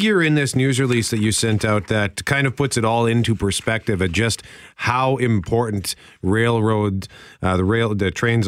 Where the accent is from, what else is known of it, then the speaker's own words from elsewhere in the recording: Winnipeg, Manitoba, Canada; I grew up in Transcona, although my dad did work for CN